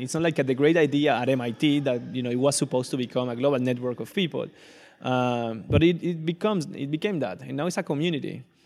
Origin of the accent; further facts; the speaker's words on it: Venezuela; moved away as an adult; also born or lived in Caracas, Venezuela; now in Barcelona, Spain; I was born and raised in, in Venezuela. I was born in Caracas, but raised in a smaller city.